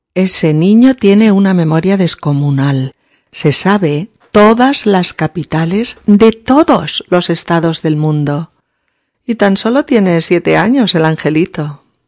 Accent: Spain; now in Barcelona, Spain

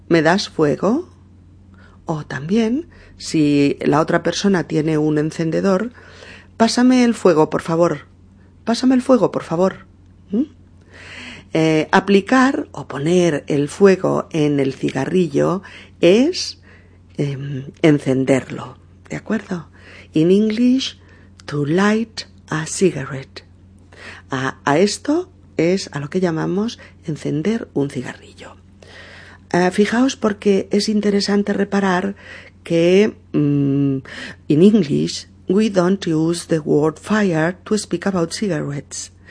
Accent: Seville, Andalusia, Spain; accent: Sevillian; Que soy sevillano, ¿eh? por mi acento.

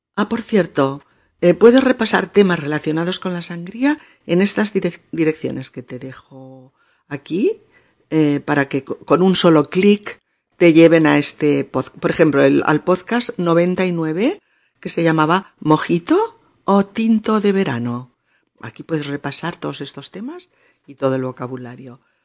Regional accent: Spain

